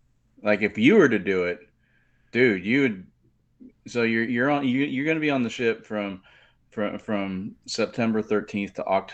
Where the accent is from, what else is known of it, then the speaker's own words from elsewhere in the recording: Central Luzon, Philippines; born there; Because I was born on Subic Naval Base, so which is in near Manila.